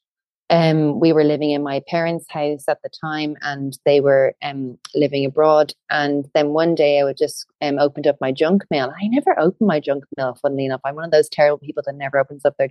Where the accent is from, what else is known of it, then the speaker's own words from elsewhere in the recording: County Wicklow, Ireland; we're both from Wicklow, and there were a lot of new builds being built in the town where I was from